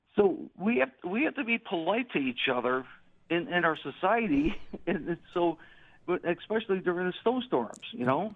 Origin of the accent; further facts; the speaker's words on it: Buffalo, New York, United States; now in Grand Island, United States; I'm from South Buffalo, I'm from Buffalo